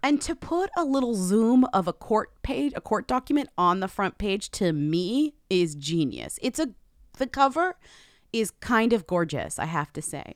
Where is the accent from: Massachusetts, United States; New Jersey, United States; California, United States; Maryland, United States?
Massachusetts, United States; Newton; he is from my hometown